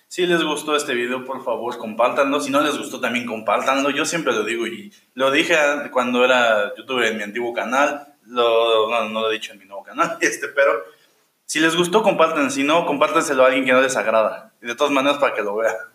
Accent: Mexico; nosotros como mexicanos

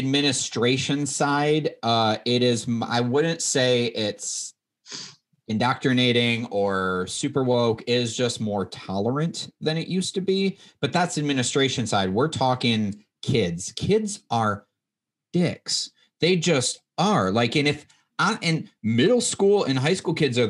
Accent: Midwest, United States; I grew up in the Midwest

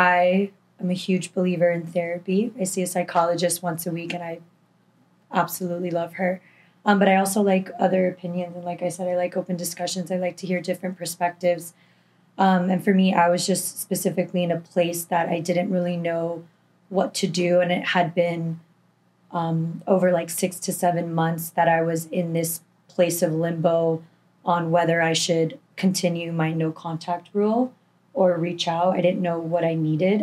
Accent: Miami, Florida, United States; also born or lived in Tallahassee; born and raised in Miami, 25 years old

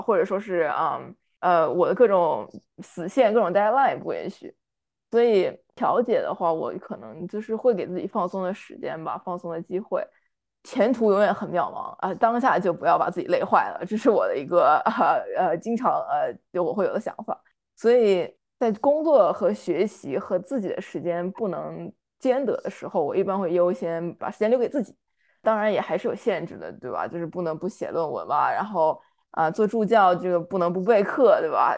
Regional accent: Shanghai, China; moved away as an adult; 我是上海的嘛，然后我们高考是选一门课考试，所以我当时是历史班的

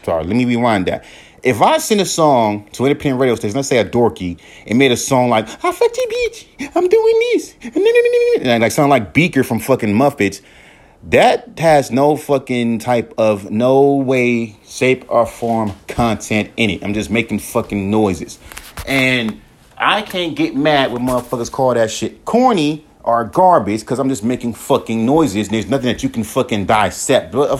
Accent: West Coast, United States; Yeah, I'm from the West Coast, but how the fuck do you know that I grew up in the South?

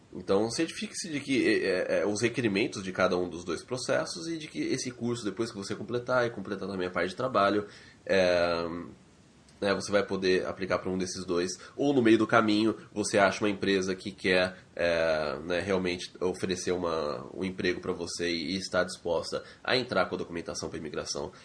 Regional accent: Brazil; moved away as an adult; now in Canada; eu não via a hora de sair do Brasil, sempre quis sair do Brasil

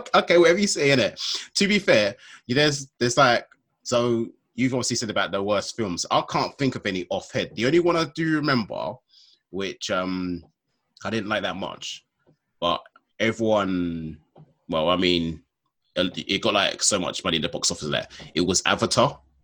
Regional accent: London, United Kingdom; I'm from London

